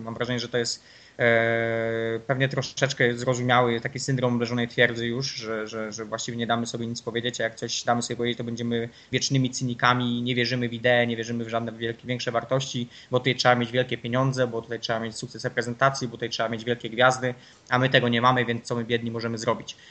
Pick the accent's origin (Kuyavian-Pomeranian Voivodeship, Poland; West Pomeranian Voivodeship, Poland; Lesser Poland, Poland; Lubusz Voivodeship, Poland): Lubusz Voivodeship, Poland; Nowa Sól; jestem z Nowej Soli, z Podzielonej Góry